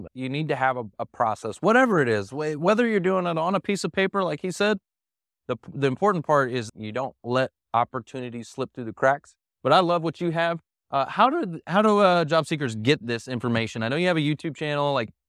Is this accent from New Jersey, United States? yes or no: no; Dallas, Texas, United States; I was born and raised here in Dallas, and nobody's from Dallas.